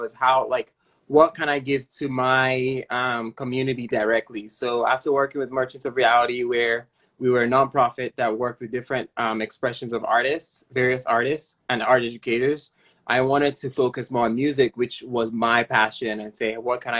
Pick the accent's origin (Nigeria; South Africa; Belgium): Nigeria; now in San Francisco, United States; Nigeria, where my home country